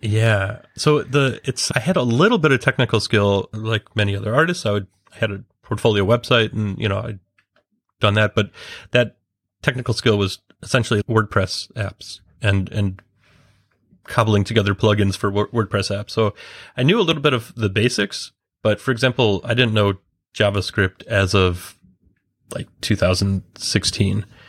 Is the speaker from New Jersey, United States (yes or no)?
no; Chicago, Illinois, United States; moved away as an adult; now in London, United Kingdom; I am based in London, but I'm originally from Chicago, and I've been in the U K for a couple of years